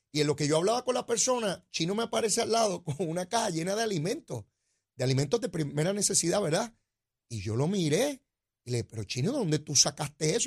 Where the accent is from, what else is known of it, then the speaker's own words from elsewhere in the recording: San Juan, Puerto Rico; el barrio donde yo me crié, al lado de Capetillo